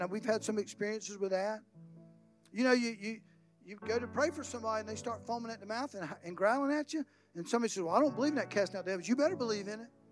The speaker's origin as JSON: {"language": "English", "region": "North Florida", "country": "United States", "said": "I come from North Florida"}